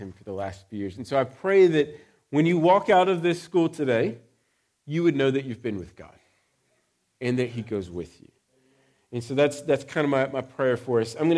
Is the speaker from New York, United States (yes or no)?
no; Texas, United States; now in United Kingdom; I'm from Texas